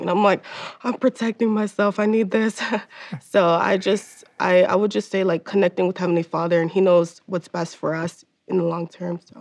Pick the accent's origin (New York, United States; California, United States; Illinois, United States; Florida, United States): Florida, United States; Miami; moved away; I am from the East Coast. I'm from Miami, Florida. So, being that I was in a school with 2,000 kids